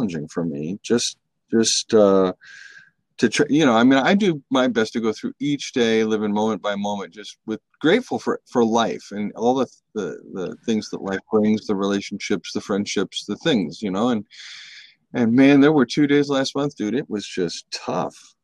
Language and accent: English; San Francisco, California, United States; I grew up in San Francisco in the 60s and 70s.